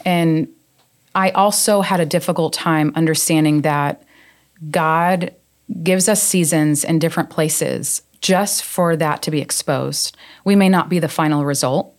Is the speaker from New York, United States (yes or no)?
yes; New York, United States; moved away as an adult; also born or lived in Arizona; now in South Carolina, United States; born and raised in New York. Uh, moved to Arizona when I was a young adult